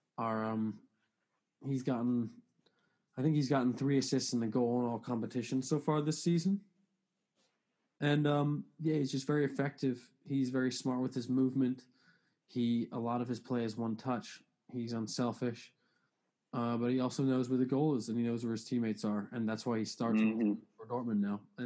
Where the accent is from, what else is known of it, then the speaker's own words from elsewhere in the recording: United States; as an American